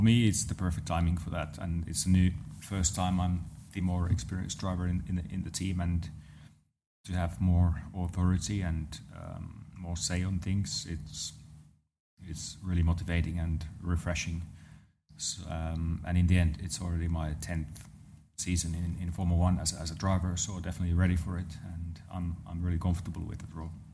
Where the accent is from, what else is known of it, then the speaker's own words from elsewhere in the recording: Lahti, Päijät-Häme, Finland; around my hometown, there's those roads that are just meant to be driven, uh, fast. Um, so nice. So around Lahti area in, in Finland